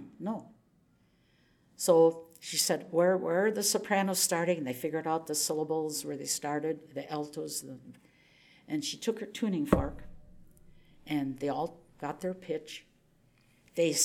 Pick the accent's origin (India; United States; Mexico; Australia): United States; Oshkosh, Wisconsin; I'm this kid from Oshkosh, Wisconsin.